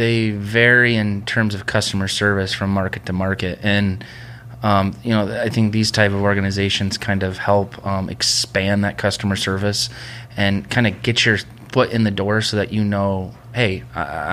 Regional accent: Midwest, United States; moved away; I'm coming from Midwest, country boy, farmer

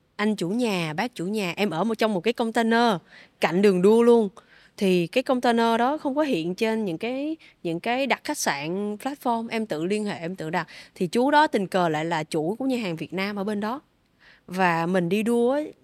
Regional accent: Vietnam; em cũng là người Việt Nam đầu tiên

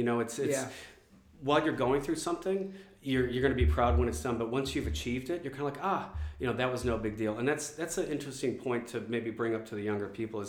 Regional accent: Warren, Michigan, United States; moved away as an adult; also born or lived in Detroit, Michigan / Hollywood, California / China; now in Melbourne, Australia; So I grew up in Detroit, Michigan, actually in Warren, which is 8 miles. Separates Detroit from Warren.

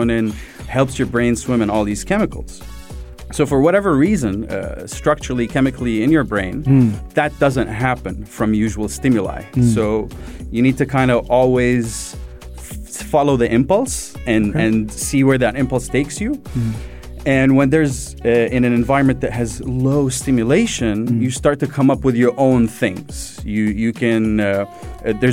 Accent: Sharjah, United Arab Emirates; I grew up in Sharjah. I grew up in UAE

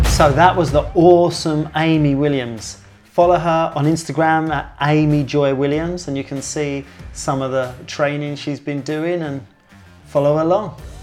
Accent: United Kingdom; I'm British

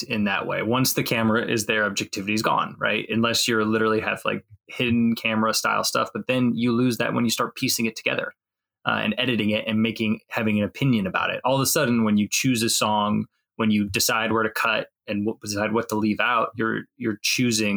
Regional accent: Northwest Indiana, United States; I've Never lived anywhere else besides Indiana. So I'm from Northwest Indiana originally, kind of up near Chicago area.

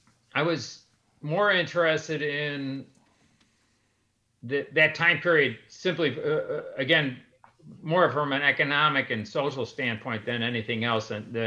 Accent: Chicago, Illinois, United States; I grew up in Central Austin on Chicago Avenue, and I grew up in a street called Menard

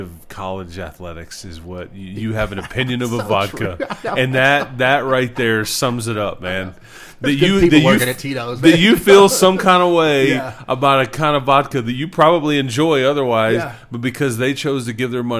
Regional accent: Fort Worth, Texas, United States; now in Lubbock, United States; I love Fort Worth, and I was born and raised there

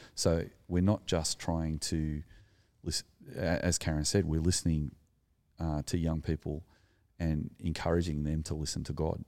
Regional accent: Sydney, New South Wales, Australia; also born or lived in Narrandera, New South Wales; I grew up in the Sullen Shire, surrounded by A, A, Anglo people, and I didn't know any Aboriginal people growing up until we moved to the country in Narandra in New South Wales.

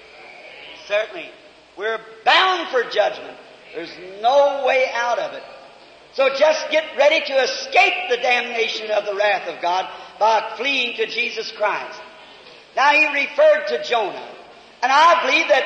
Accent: United States; I'm an American.

